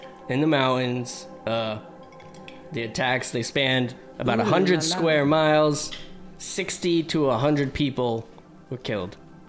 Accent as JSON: {"language": "English", "region": "Vermont", "country": "United States", "said": "I'm from Vermont, man."}